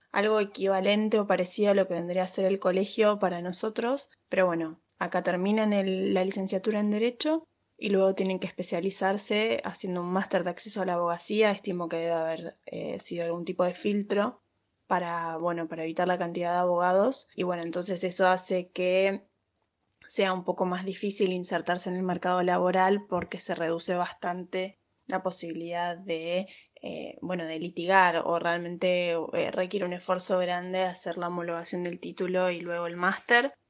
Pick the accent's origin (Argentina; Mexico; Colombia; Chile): Argentina; accent: Argentine; moved away as an adult; now in Madrid, Spain; mi acento no es español, que es argentino